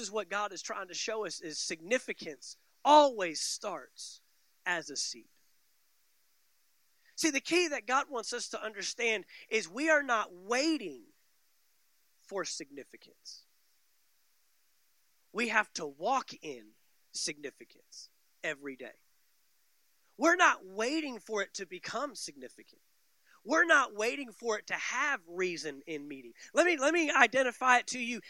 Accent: Dallas, Texas, United States; now in Valdosta, United States; I grew up in the Metroplex, the Dallas-Fort Worth Metroplex

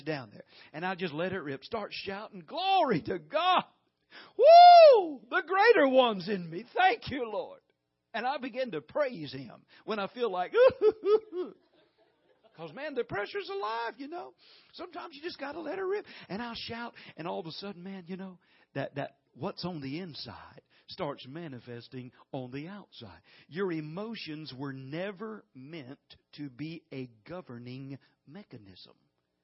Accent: the South, United States; we're from the South here

